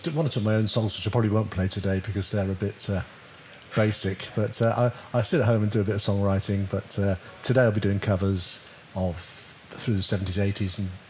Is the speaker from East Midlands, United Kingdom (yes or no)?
no; Wilton, South West England, United Kingdom; moved away; also born or lived in Hampshire / Isle of Wight; I was born in Wilton, but spent the last 50-odd years in exile in Hampshire and came back about 3 years ago, bought a house, back to my roots, really.